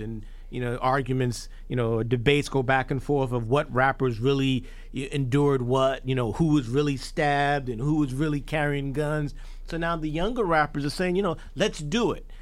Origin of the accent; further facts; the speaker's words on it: New York City, New York, United States; I grew up in Hollis, Queens